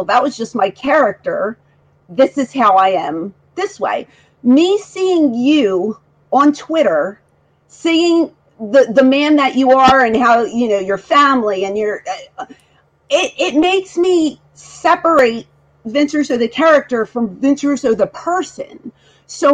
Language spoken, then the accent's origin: English; Philadelphia, Pennsylvania, United States; moved away; Originally, I'm from Philadelphia.